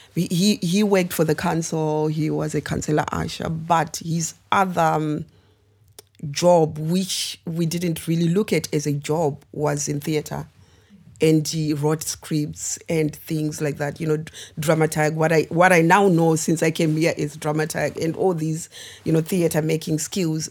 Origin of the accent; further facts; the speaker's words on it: Zimbabwe; also born or lived in United Kingdom; now in Coventry, United Kingdom; I am originally born and raised in Zimbabwe, but um, yeah, I moved to the UK about 22 years ago now.